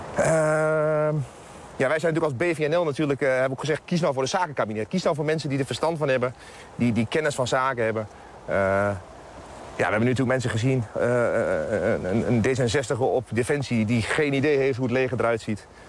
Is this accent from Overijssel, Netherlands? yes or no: yes; Twente, Overijssel, Netherlands; dat is in mijn geval natuurlijk uit Twente